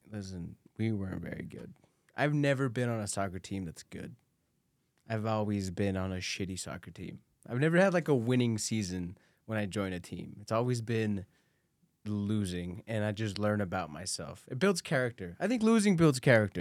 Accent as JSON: {"language": "English", "region": "Guanajuato", "country": "Mexico", "tie": "born or raised there", "moved": "yes", "lives_now": "United States", "said": "I was born in Mexico"}